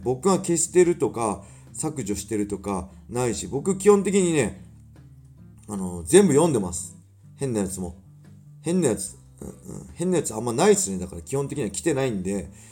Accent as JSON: {"language": "Japanese", "town": "Inashiki", "region": "Ibaraki", "country": "Japan", "tie": "born or raised there", "said": "僕と同じ稲敷市出身"}